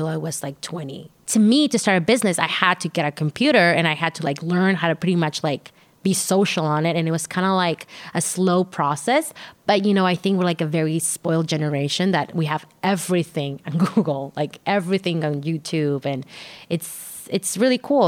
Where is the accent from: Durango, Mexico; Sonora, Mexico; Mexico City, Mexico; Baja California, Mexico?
Baja California, Mexico; Tijuana; I grew up in Tijuana